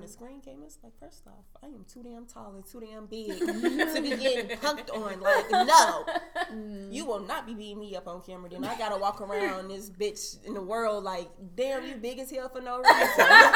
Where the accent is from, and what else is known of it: Chicago, Illinois, United States; born or raised there; also born or lived in Sioux City, Iowa